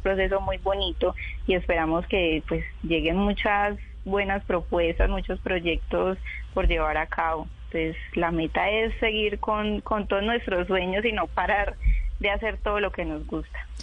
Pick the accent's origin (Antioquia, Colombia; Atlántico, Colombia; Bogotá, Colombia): Antioquia, Colombia; Chigorodó; moved away as an adult; now in Medellín, Colombia; yo nací en Medellín y me crié en Chigorodó, en el Urabá antioqueño